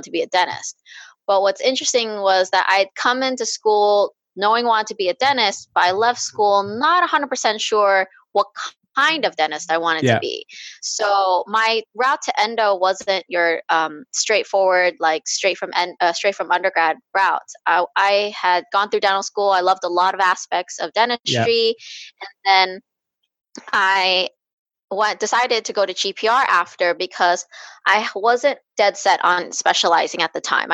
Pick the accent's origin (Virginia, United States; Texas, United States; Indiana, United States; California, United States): California, United States; moved away as an adult; now in New York, United States; I was raised in California, went to school there